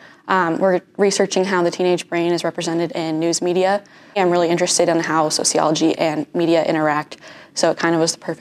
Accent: Lincoln, Nebraska, United States; I'm a junior sociology major, and I'm from Lincoln.

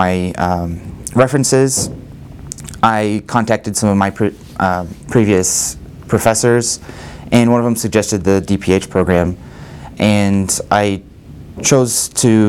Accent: Lincoln, Nebraska, United States; also born or lived in Tokyo, Japan; I'm from Lincoln, Nebraska

